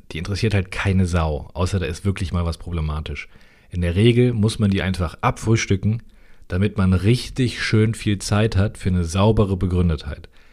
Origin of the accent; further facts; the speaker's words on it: North Rhine-Westphalia, Germany; Ich komme aus NRW.